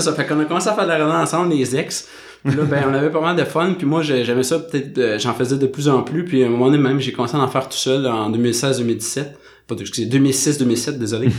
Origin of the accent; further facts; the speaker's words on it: Saint-Jérôme, Quebec, Canada; moved away as an adult; now in Montreal, Canada; j'ai grandi à Saint-Jérôme, j'ai déménagé à Montréal dans le coin de 2010.